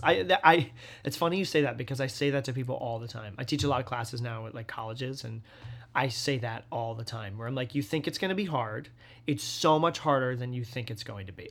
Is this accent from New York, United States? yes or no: no; the Berkshires, Massachusetts, United States; moved away; I grew up in the Berkshires in Massachusetts